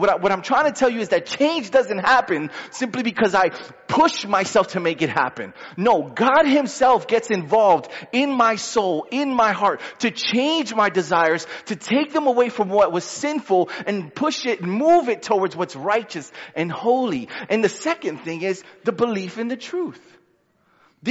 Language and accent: English; New York City, New York, United States; I'm a New Yorker